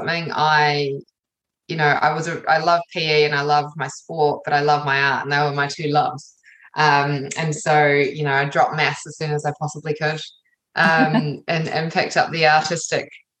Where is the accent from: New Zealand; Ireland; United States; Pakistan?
New Zealand; also born or lived in England / London; I was born in England, moved here when I was just before I was one. So I've lived most of my life in New Zealand.